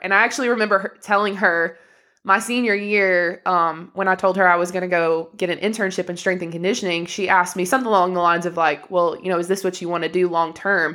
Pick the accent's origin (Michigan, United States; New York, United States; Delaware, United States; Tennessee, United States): Tennessee, United States; Inglewood; moved away as an adult; also born or lived in North Carolina; now in Greenville, United States; we come from Inglewood, which for anyone who doesn't know, it's a literally two red light town